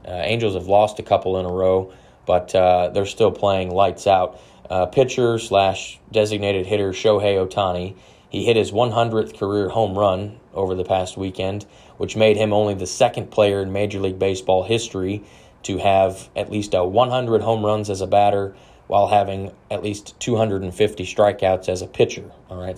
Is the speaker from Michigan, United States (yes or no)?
no; Dallas, Texas, United States; My hometown, Dallas Mavericks